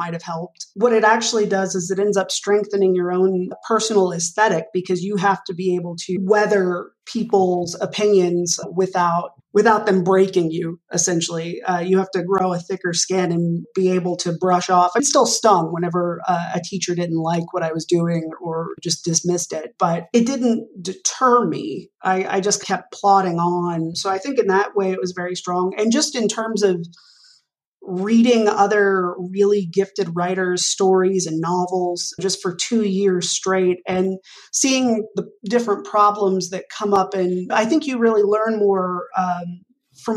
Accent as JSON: {"language": "English", "town": "Arlington", "region": "Texas", "country": "United States", "tie": "born or raised there", "moved": "as an adult", "said": "growing up in Arlington, Texas"}